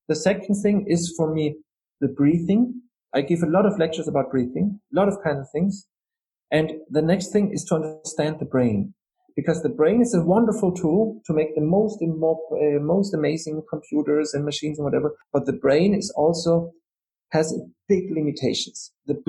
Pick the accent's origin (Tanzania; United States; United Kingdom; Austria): Austria; I'm from Austria. You know, we're very proud about Mozart